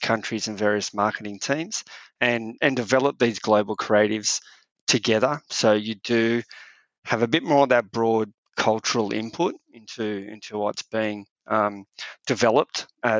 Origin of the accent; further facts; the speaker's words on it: Australia; we've always fought hard to not be British, where we're Australian